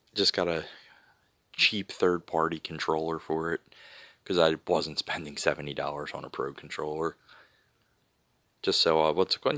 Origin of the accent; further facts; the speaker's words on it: Philadelphia, Pennsylvania, United States; I'm from Philadelphia